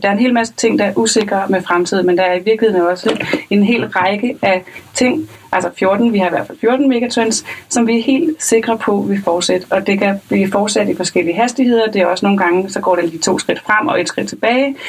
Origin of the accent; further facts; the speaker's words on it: Lolland, Zealand, Denmark; jeg er fra Lolland